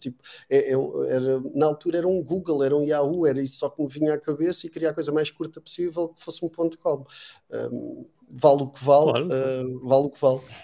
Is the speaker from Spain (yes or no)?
no; Macau; moved away as an adult; also born or lived in Algarve, Portugal; now in Portugal; eu, eu, cresci em Macau